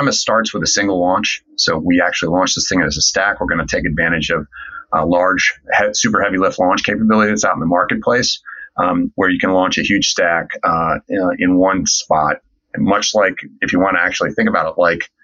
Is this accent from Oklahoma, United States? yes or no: no; Niskayuna, New York, United States; now in Washington, D.C., United States; I'm from Niskayuna. Well, I'm from Niskayuna. So it turns out we grew up in the same hometown